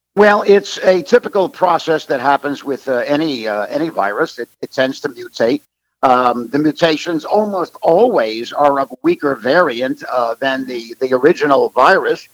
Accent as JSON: {"language": "English", "country": "United States", "said": "as an American"}